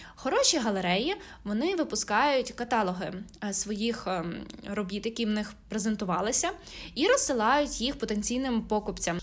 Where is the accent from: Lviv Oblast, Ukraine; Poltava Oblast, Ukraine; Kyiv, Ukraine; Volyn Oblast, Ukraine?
Lviv Oblast, Ukraine; Lviv; у моєму рідному Львові